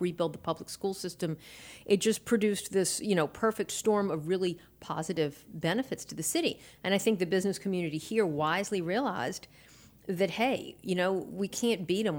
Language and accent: English; New Orleans, Louisiana, United States; now in Baton Rouge, United States; I was in New Orleans, born and raised there